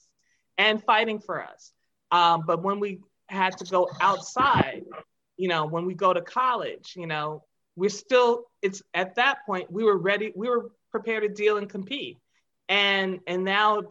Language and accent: English; Long Island, Suffolk County, New York, United States; we grew up in Long Island, Suffolk County